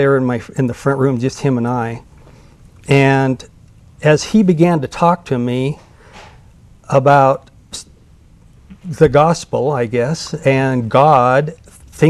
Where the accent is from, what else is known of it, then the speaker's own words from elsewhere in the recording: Boise, Idaho, United States; I grew up in Boise, Idaho, to parents that were semi-active